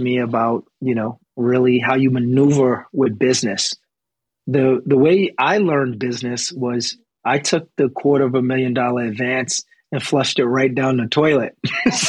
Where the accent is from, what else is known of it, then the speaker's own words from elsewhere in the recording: New York City, New York, United States; moved away as an adult; now in Los Angeles, United States; being from a rough area in Bedford-Stuyvesant, Brooklyn, New York, growing up on Halsey Street